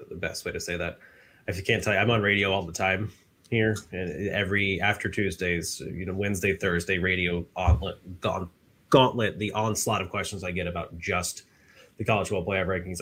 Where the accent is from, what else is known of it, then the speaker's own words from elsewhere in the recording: Daytona Beach, Florida, United States; I'm from Daytona, so the birthplace of automobile racing